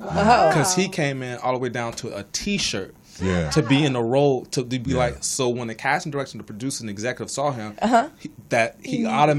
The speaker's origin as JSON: {"language": "English", "town": "Chicago", "region": "Illinois", "country": "United States", "moved": "yes", "said": "I'm originally from Chicago."}